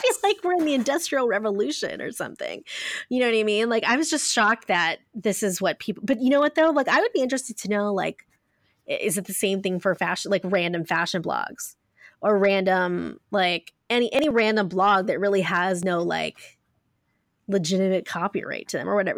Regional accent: Ohio, United States; I'm from Ohio, guys, so I say pop

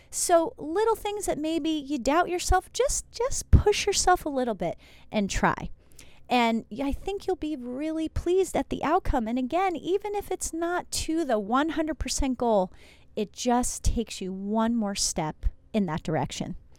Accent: New Jersey, United States; moved away; also born or lived in Iowa; Yes, I'm from New Jersey, went to school in Iowa

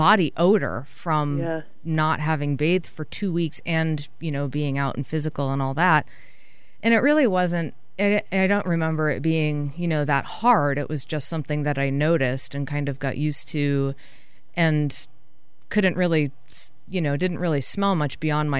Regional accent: Massachusetts, United States; I grew up in Massachusetts

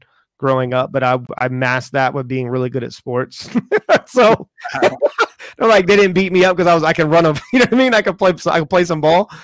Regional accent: the South, United States; moved away; I'm from the South

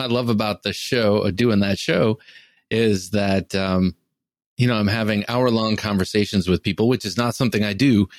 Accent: Cleveland, Ohio, United States; I grew up outside Cleveland, Ohio, in the suburbs on the east side of outside of Cleveland, Ohio

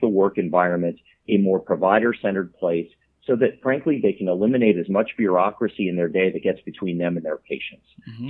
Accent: South Florida, United States; I grew up in South Florida

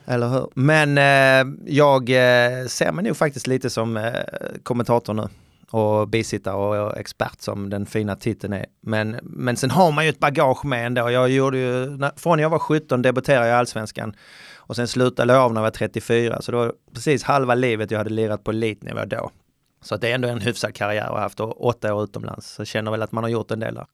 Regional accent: Skåne, Sweden; jag var från Österlen, från landet

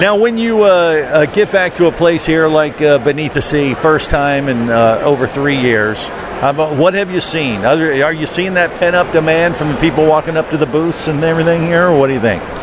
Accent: Florida, United States; we're from Florida

